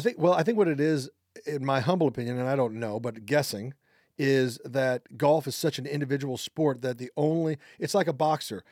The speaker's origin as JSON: {"language": "English", "town": "Overland Park", "region": "Kansas", "country": "United States", "said": "I'm from Overland Park, Kansas."}